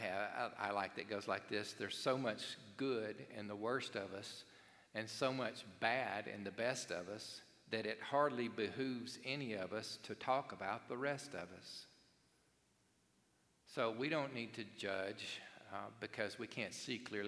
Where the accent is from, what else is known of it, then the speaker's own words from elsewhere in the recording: Cherokee, Alabama, United States; I grew up in Cherokee, Alabama